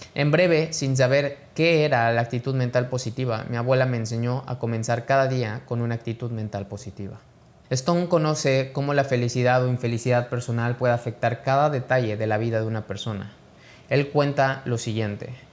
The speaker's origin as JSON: {"language": "Spanish", "country": "Mexico", "said": "mexicano, emprendedor y empresario"}